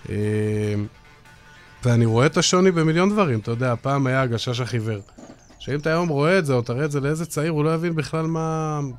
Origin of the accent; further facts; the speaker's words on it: Jerusalem, Jerusalem District, Israel; אני זוכר כילד, הייתי גר בירושלים, והיו שתיים, שלוש חנויות, ואימא שלי הייתה נותנת לי כל יום איזה 15-20 שקל לאוכל